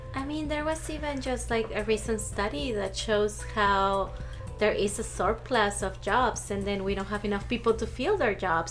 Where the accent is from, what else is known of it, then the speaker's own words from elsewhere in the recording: Arizona, United States; also born or lived in Mexico; growing up here, I didn't really see Arizona as home